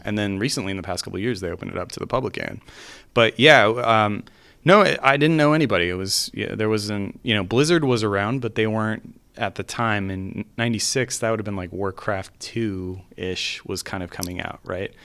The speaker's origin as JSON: {"language": "English", "region": "California", "country": "United States", "tie": "born or raised there", "also_born_or_lived": "Salt Lake City, Utah", "moved": "as an adult", "said": "I had born and raised in California and, uh, I went to school there."}